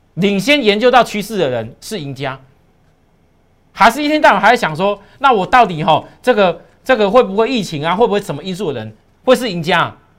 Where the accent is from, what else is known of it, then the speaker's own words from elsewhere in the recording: Taiwan; 我们台湾人